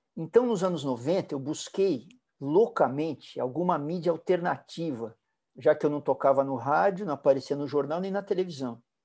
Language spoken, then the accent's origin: Portuguese; São Paulo, Brazil; Eu, eu fui criado na Vila Olímpia. Vila Olímpia era uma roça, as ruas eram de terra